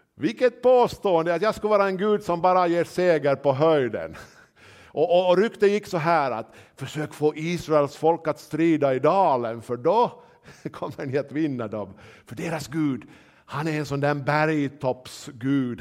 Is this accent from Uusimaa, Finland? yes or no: yes; Nyland, Uusimaa, Finland; jag är väl nylänning